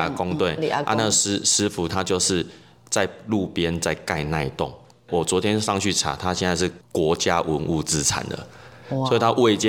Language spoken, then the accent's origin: Chinese; Kaohsiung, Taiwan; moved away as an adult; now in Tainan, Taiwan; 其实我是高雄人，